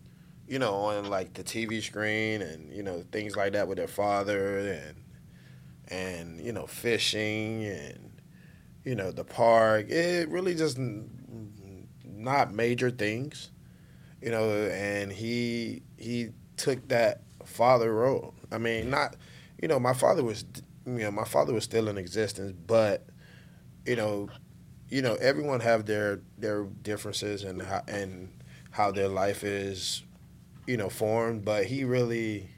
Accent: Miami, Florida, United States; Growing up in Miami, growing up in the inner city of Dade County

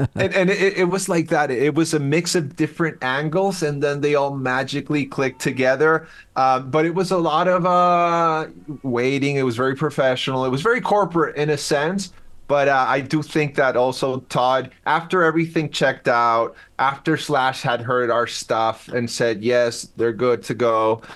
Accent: Chile; first language Spanish; English is a second language; moved away as an adult; now in United States; I'm from Chile originally, born and raised. But uh, I've right. been in the U.S. for like 24 years

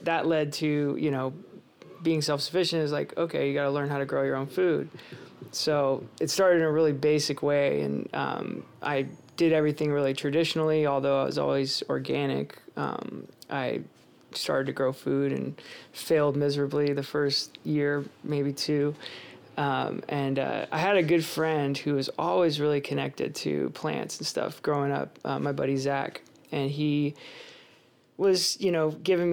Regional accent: Concord, California, United States; moved away as an adult; now in Oroville, United States; I grew up in the East Bay Area in Concord, you know, pretty typical suburban life there

